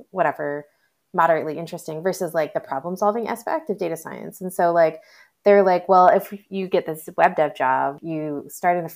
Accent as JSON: {"language": "English", "region": "Michigan", "country": "United States", "tie": "born or raised there", "also_born_or_lived": "Boston / Bay Area", "moved": "yes", "lives_now": "Austin, United States", "said": "I grew up in Michigan, which is in Eastern time"}